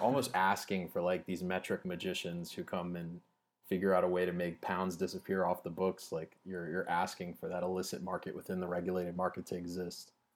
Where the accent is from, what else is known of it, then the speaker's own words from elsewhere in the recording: Louisiana, United States; I'm from Louisiana